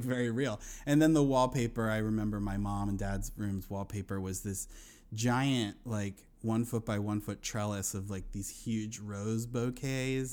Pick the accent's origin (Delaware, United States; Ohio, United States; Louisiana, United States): Delaware, United States; Wilmington; now in Astoria, Queens, New York, United States; I grew up in Wilmington